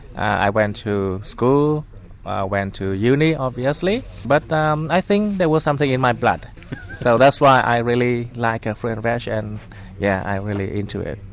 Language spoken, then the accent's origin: English; Haiphong, Vietnam; moved away as an adult; also born or lived in Perth, Australia; now in Sydney, Australia; I'm from Vietnam originally, but I came to Australia to Perth when I was 20, which was uh, 1994. So now I've been here for 25 years, so which is longer than the time I spent in my hometown.